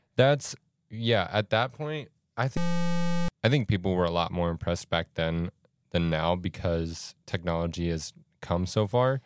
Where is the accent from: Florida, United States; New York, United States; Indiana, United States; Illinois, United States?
Florida, United States; moved away; I'm from Florida